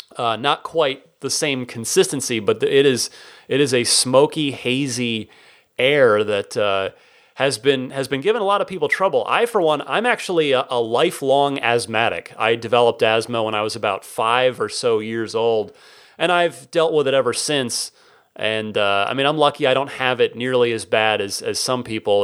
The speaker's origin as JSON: {"language": "English", "town": "Phoenix", "region": "Arizona", "country": "United States", "tie": "born or raised there", "moved": "yes", "lives_now": "San Francisco, United States", "said": "I grew up mostly in the Phoenix Valley"}